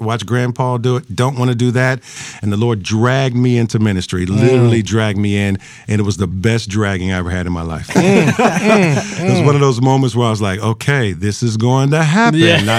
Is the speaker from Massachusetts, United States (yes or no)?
no; Anderson, Indiana, United States; now in New Orleans, United States; I grew up in Anderson, Indiana. Spent some time there. I'm a baby of the Civil Rights Movement.